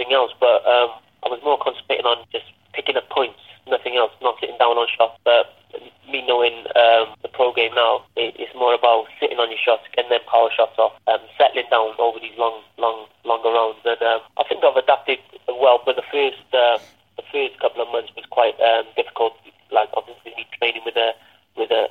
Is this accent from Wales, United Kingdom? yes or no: yes; Cardiff, Wales, United Kingdom; Fighting for my first title in my hometown